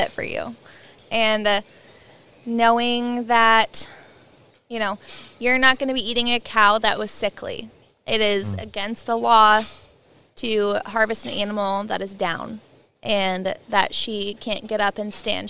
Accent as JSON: {"language": "English", "area": "hometown 2 hours south of Whatcom County", "region": "Washington", "country": "United States", "tie": "born or raised there", "also_born_or_lived": "Pullman, Washington", "moved": "as an adult", "lives_now": "Whatcom County, United States", "said": "I moved from my hometown 2 hours north to Whatcom County"}